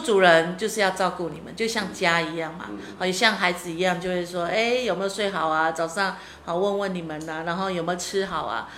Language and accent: Chinese; Hualien County, Taiwan; 我是台湾人，汉族，汉族